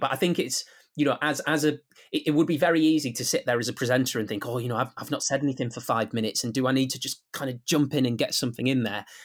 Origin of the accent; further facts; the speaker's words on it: Guisborough, North East England, United Kingdom; accent: Teesside; also born or lived in Middlesbrough; I was born in Middlesbrough. I might have grown up in Guildesbrough, but that is still on Teesside